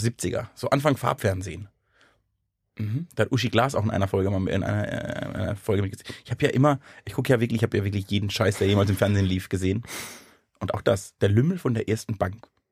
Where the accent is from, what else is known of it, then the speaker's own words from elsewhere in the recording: Southern Germany, Germany; ich komme aus Süddeutschland.